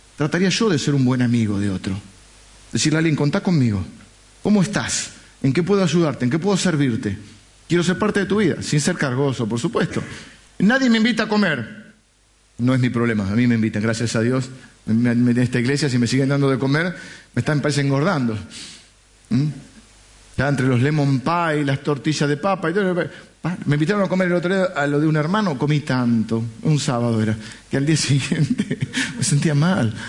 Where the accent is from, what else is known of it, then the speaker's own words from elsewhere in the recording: Argentina; yo soy argentino